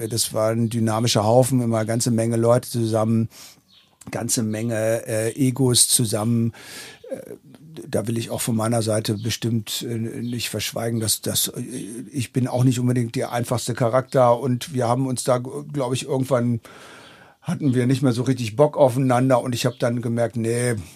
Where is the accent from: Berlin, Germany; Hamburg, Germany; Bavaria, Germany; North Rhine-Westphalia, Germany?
Berlin, Germany; Ich bin äh, aus Berlin.